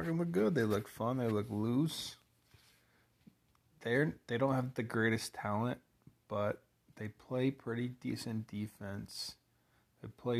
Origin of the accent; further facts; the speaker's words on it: 150 miles south of Chicago, Illinois, United States; Grew up fucking 150 miles south of Chicago